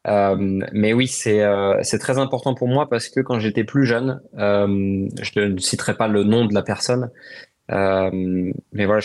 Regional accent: France; mais il y a une émotion particulière pour nous en tant que Français euh, d'aller au Paul Ricard.

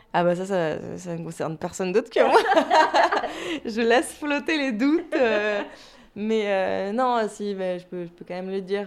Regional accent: Lorraine, Grand Est, France; also born or lived in Toulouse / Paris; now in Brittany, France; je viens pas de Toulouse moi à la base, je suis pas toulousaine. Ouais, j'ai fait 7 ans à Toulouse, mais je viens de Lorraine

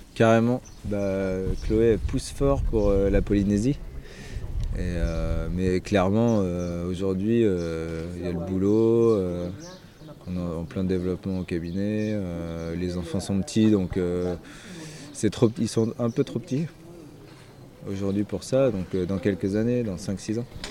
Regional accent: Brittany, France; on avait gardé une petite maison en Bretagne, euh, là où j'ai grandi

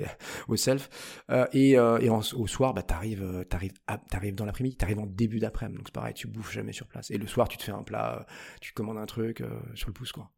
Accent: Paris, Île-de-France, France; je suis un vrai Parisien, enfin vrai, je suis né... Je suis né en banlieue toute proche, j'ai vécu 25 ans à Paris

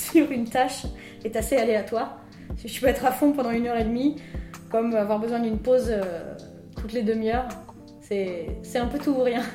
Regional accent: Hautes-Pyrénées, Occitania, France; accent: Tarbes accent (Hautes-Pyrénées); moved away; mon accent natal des Hautes-Pyrénées

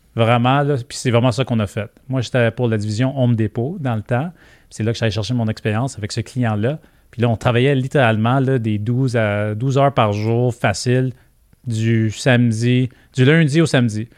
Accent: Quebec, Canada; accent: Québécois; On le voit dans mon accent. Je parle comme les Québécois.

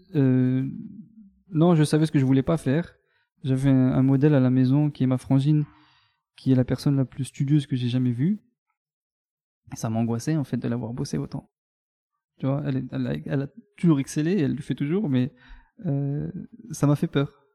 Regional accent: Mont-Saint-Martin, Grand Est, France; Je suis né à Mont-Saint-Martin, dans le Grand Est, à la frontière luxembourgeoise

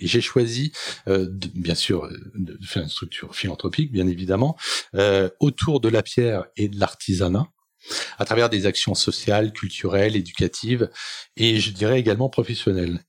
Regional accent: Seine-Saint-Denis, Île-de-France, France; je suis issu de, de, de Seine-Saint-Denis, bien évidemment, d'une famille euh, qui est partie de Bervilliers

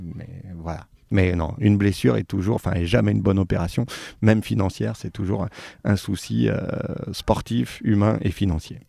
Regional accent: Saint-Étienne, Auvergne-Rhône-Alpes, France; also born or lived in Haute-Savoie; now in Lyon, France; j'ai grandi à Saint-Étienne, mais je suis né en Haute-Savoie

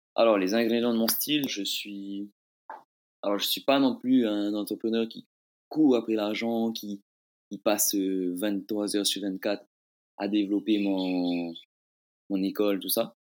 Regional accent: Bora Bora, Leeward Islands, French Polynesia; also born or lived in France; je viens de l'île de Bora Bora

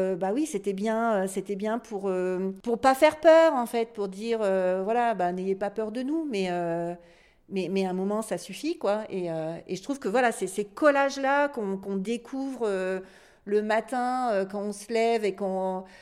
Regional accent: north of France, France; je viens du Nord, dans le Nord de la France

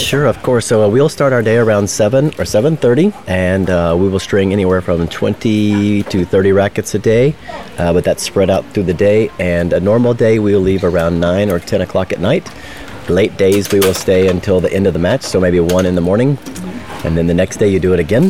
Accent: Chattanooga, Tennessee, United States; I'm from Chattanooga, Tennessee, United States

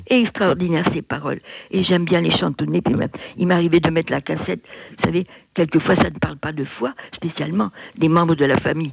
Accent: Finistère, Brittany, France; moved away as an adult; also born or lived in Germany; J'étais originaire du Finistère

